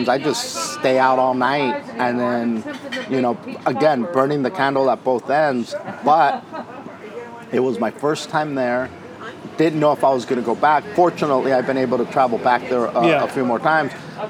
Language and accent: English; Wilmington, California, United States; Wilmington, California.